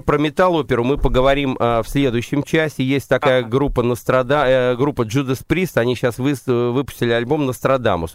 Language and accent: Russian; Saratov, Saratov Oblast, Russia; moved away; also born or lived in London; я, собственно, саратовский коренной